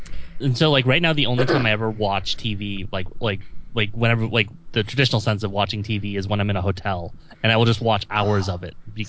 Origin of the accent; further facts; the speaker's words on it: Central Time Zone, United States; moved away; I grew up in Central Time as well